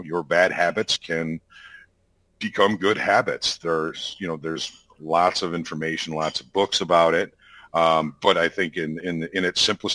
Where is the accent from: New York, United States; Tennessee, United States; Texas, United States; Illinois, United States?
Illinois, United States; Chicago; I was born and raised in and around Chicago.